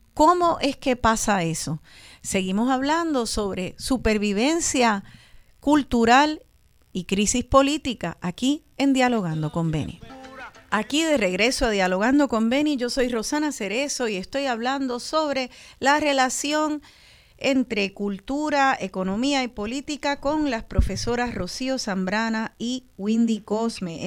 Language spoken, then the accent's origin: Spanish; Puerto Rico; estamos más de esta nación boricua, más afuera que acá